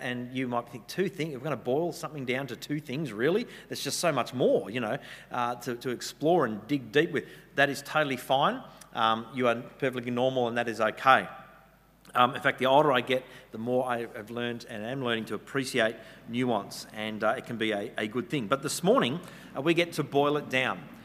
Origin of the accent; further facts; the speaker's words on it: Western Australia, Australia; now in New South Wales, Australia; I'm from Western Australia originally